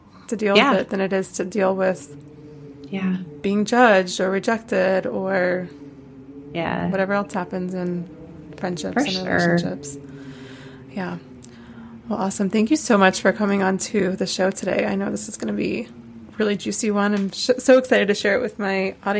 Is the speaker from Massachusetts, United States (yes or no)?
no; Asheville, North Carolina, United States; moved away; also born or lived in Charleston, South Carolina; I grew up in Asheville, North Carolina